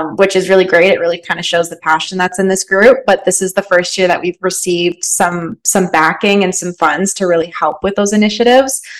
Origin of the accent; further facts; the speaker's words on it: London, Ontario, Canada; moved away as an adult; also born or lived in Nova Scotia; now in British Columbia, Canada; I'm from London, Ontario, which is quite a big city